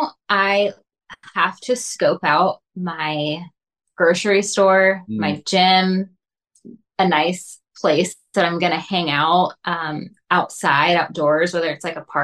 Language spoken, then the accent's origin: English; Georgia, United States; moved away as an adult; I am from Georgia, and I've been working on the West Coast the entire time.